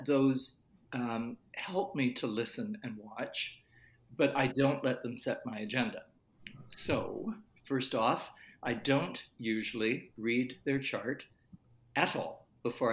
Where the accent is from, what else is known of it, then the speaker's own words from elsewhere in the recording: Canada; I was born in Canada, but I have had a German grandfather